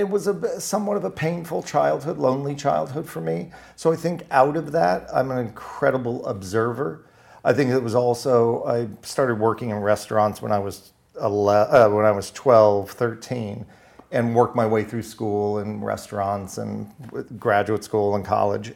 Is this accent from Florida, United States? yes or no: yes; West Palm Beach, Florida, United States; I am from Florida. I was raised in West Palm Beach, Florida